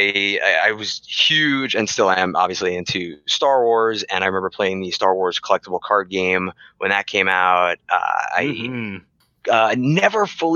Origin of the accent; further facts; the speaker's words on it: East Coast, United States; moved away; I'm originally from the East Coast